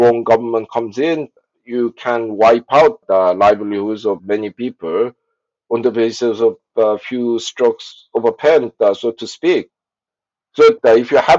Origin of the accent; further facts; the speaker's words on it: South Korea; I was born in South Korea in the early 60s